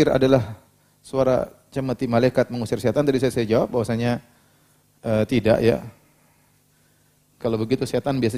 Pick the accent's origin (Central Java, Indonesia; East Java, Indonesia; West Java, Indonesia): West Java, Indonesia; Cirebon; Di kampung saya, Cirebon, bagi yang penduduk asli, Bangga dua, apa ini? Bango dua.